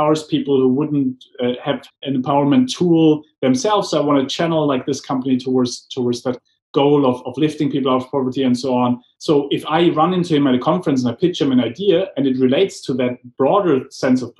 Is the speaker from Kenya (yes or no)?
no; Germany; moved away; growing up in Germany, I got trained in strategic planning